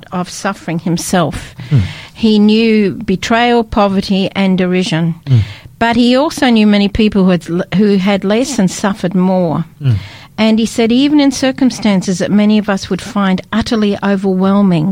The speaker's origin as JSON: {"language": "English", "region": "Scotland", "country": "United Kingdom", "tie": "born or raised there", "also_born_or_lived": "Australia", "moved": "yes", "lives_now": "Adelaide, Australia", "said": "I was brought up in Scotland"}